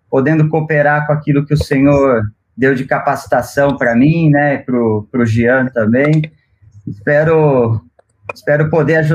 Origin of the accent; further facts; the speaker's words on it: Piracicaba, São Paulo, Brazil; moved away as an adult; now in Chile; sou vivi em São Paulo muito tempo, mas na verdade sou de Piracicaba, um lugar muito, muito bom, agradável. E hoje o Senhor encaminhou, vivo aqui no Chile